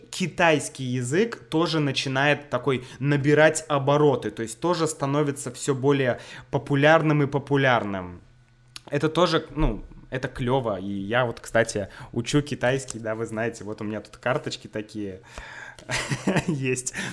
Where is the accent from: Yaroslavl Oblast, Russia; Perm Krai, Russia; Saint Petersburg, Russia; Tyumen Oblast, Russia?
Saint Petersburg, Russia; now in Moscow, Russia; я из Санкт-Петербурга.